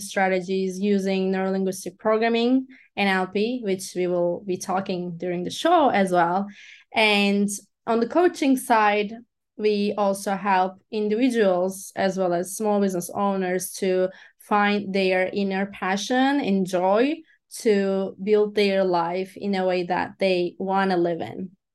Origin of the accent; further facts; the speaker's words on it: Turkey; first language Turkish; English is a second language; moved away as an adult; also born or lived in Los Angeles, United States; I am from Turkey